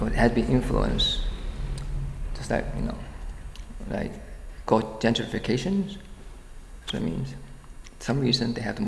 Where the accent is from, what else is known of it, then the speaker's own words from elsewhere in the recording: Hong Kong; now in Brooklyn, United States; I was from Hong Kong